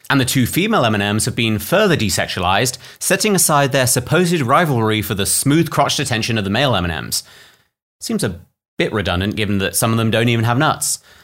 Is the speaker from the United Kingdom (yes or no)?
yes; United Kingdom; I'm British